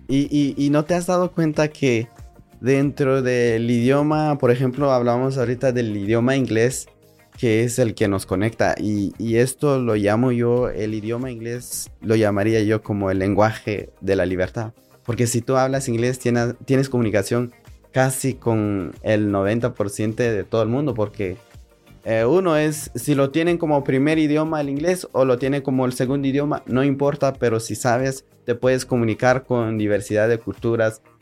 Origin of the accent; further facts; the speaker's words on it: Guatemala; now in United States; yo soy de Guatemala